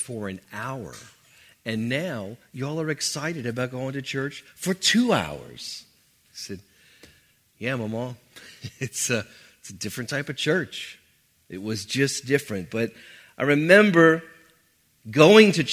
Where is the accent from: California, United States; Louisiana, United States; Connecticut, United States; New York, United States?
Louisiana, United States; New Orleans; I grew up in New Orleans, typical New Orleans upbringing